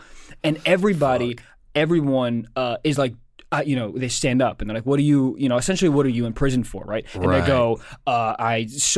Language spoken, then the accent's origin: English; Maryland, United States; moved away; also born or lived in New York; First of all, I'm not from New York. I'm from Maryland.